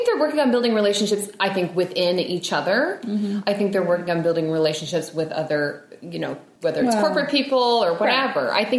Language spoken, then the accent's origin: English; England, United Kingdom; I'm an English person, and that's mm-hmm. a fake word.